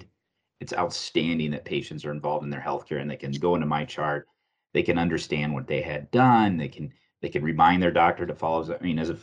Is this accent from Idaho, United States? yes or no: no; Cedar Rapids, Iowa, United States; I grew up in Cedar Rapids